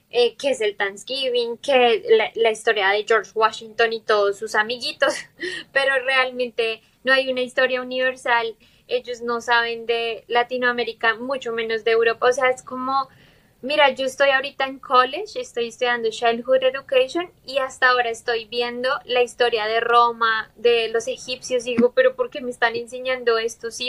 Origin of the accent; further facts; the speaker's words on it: Colombia; moved away as an adult; also born or lived in Bogotá; now in United States; somos de Colombia